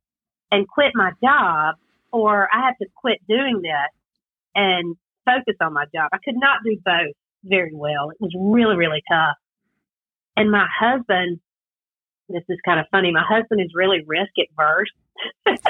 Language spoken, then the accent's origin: English; South Carolina, United States; accent: Southern twang; I'm from South Carolina. We all have a little bit different Southern twang